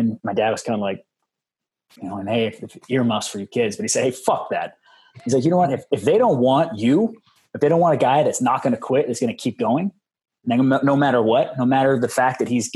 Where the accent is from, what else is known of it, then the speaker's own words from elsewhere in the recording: Orange County, Southern California, United States; I'm from Orange County, Southern California.